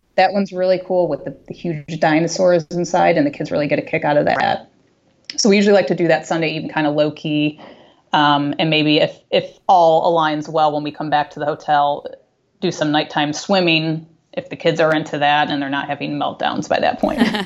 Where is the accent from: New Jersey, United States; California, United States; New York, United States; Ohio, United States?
New York, United States; Buffalo; we grew up in Buffalo